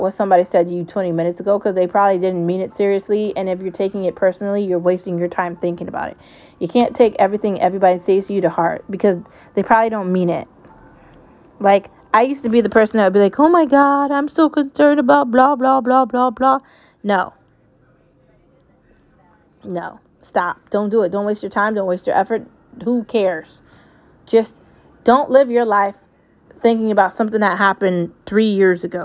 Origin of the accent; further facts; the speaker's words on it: United States; I'm American. I can say whatever I want about it. I've lived here my entire life